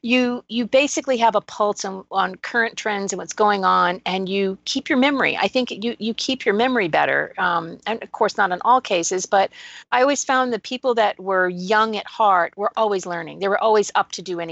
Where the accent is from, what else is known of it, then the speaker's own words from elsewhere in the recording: New England, United States; now in Texas, United States; I was born in New England